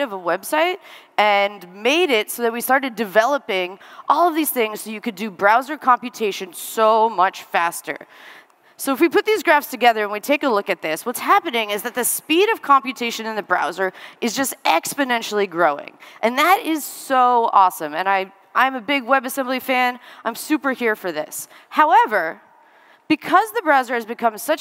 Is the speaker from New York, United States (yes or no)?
yes; New York, United States; moved away; I'm originally from New York